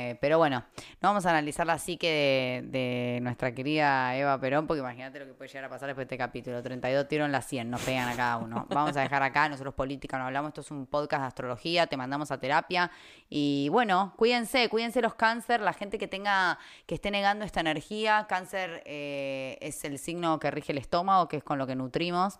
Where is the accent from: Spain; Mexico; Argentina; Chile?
Argentina; las tres somos argentinas